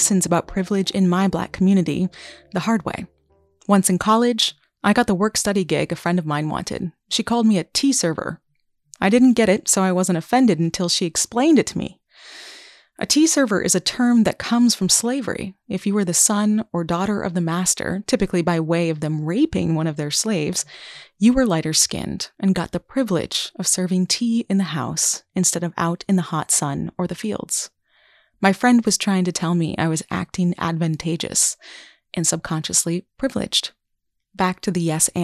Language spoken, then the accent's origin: English; Vermont, United States; growing up in Vermont